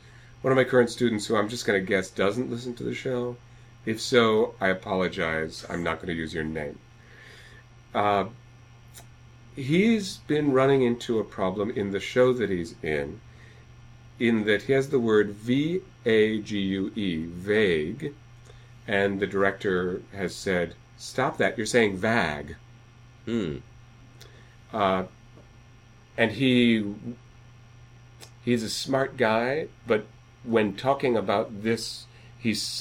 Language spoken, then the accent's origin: English; Iowa, United States; when I was growing up in Iowa